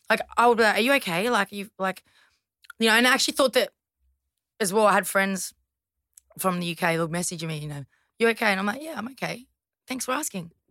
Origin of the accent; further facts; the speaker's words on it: Toongabbie, New South Wales, Australia; Toongabbie. I went to Greystanes High School. So yeah.